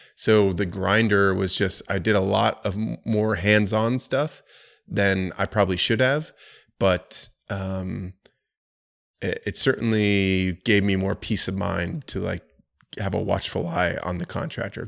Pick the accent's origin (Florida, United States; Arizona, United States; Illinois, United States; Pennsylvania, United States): Florida, United States; also born or lived in New York City; now in Charlotte, United States; I'm from Florida, and I didn't enjoy having ninety degree weather year round